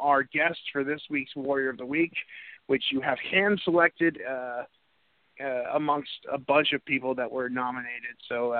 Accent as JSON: {"language": "English", "region": "New England", "country": "United States", "moved": "yes", "said": "I'm from New England"}